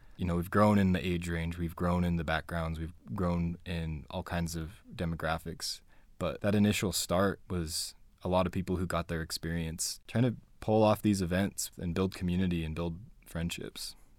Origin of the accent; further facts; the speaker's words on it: Spanish Fork, Utah, United States; also born or lived in Payson, Utah / Fort Worth, Texas; I grew up here. I grew up in Spanish Fork and Payson, Utah.